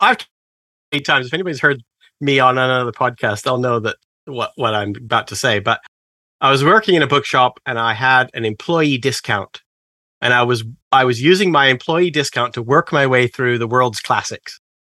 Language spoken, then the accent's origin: English; Canada; moved away as an adult; now in England; But I'm actually originally Canadian. I grew up in a very conservative area of Canada. You know, Canadians, we have a Bible Belt